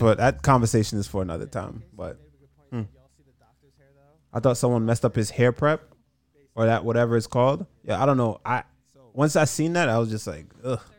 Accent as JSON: {"language": "English", "country": "United States", "said": "I'm from America"}